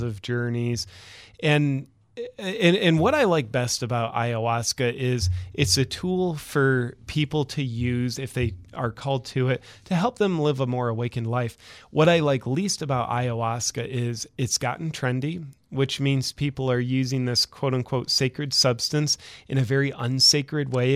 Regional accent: Ohio, United States; moved away as an adult; now in Austin, United States; I'm originally from Ohio

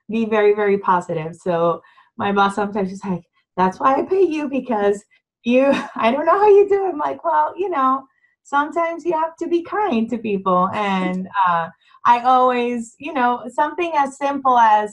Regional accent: San Juan, Puerto Rico; moved away as an adult; now in Round Rock, United States; I'm originally from San Juan, Puerto Rico.

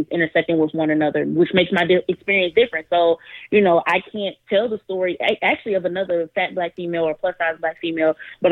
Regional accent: Detroit, Michigan, United States; now in Bloomington, United States; I am from Detroit, Michigan. I currently live in Bloomington, Indiana

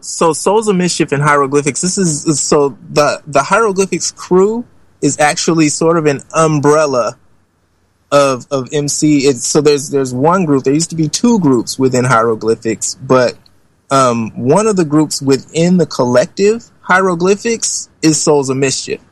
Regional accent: Oakland, California, United States; I'm from Oakland, California

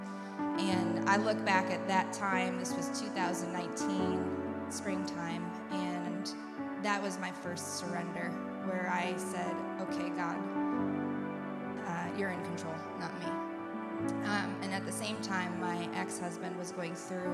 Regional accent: New York, United States; moved away as an adult; also born or lived in Syracuse; now in Tulsa, United States; I was born and raised in New York

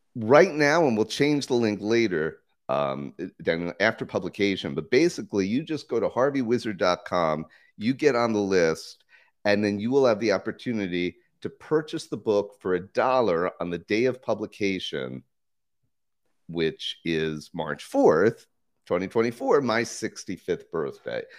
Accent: United States; now in Costa Rica; I'm an American citizen, but I live full-time in Costa Rica.

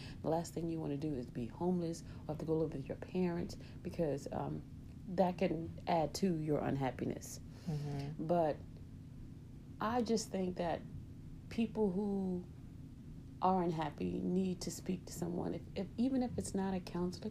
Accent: South Carolina, United States; moved away as an adult; now in Chicago, United States; Well, I moved from South Carolina to Chicago. And first of all, my grandmother knew that I was young.

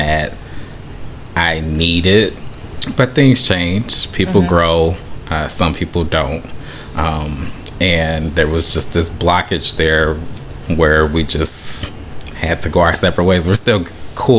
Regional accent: Beloit, Wisconsin, United States; moved away as an adult; also born or lived in Mississippi; now in Florida, United States; I'm originally from Beloit, Wisconsin

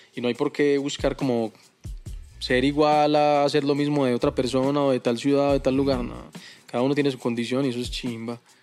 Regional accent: Envigado, Antioquia, Colombia; yo soy de Envigado

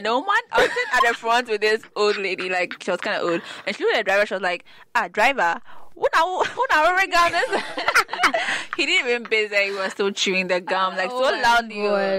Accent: Ghana; I get the Kenyan a lot because I'm dark-skinned. It's like, oh, you're Kenyan, right? No, I'm Ghanaian.

